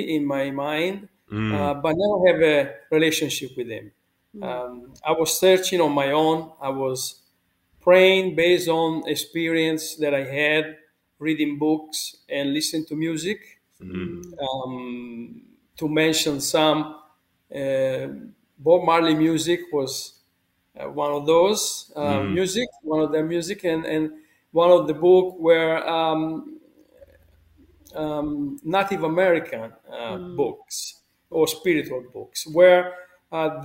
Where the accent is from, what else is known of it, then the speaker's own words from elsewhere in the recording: Pontedera, Tuscany, Italy; moved away; I was born in Italy, in a village called Pontedera